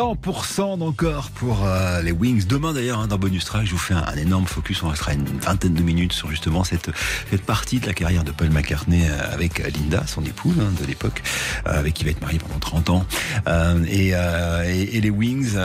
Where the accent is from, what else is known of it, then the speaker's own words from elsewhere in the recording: France; chez nous en France